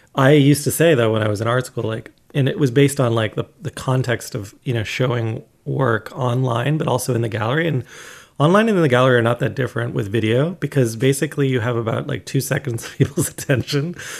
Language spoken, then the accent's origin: English; Canada; as a Canadian